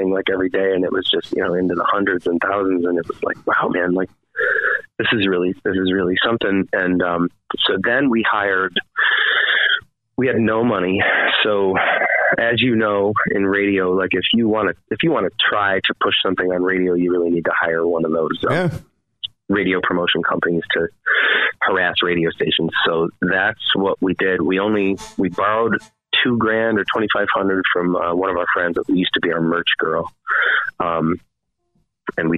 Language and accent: English; Waterloo, New York, United States; I grew up in Waterloo, New York